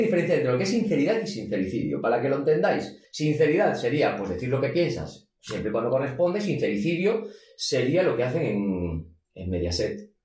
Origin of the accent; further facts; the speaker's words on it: Vigo, Galicia, Spain; yo soy de Vigo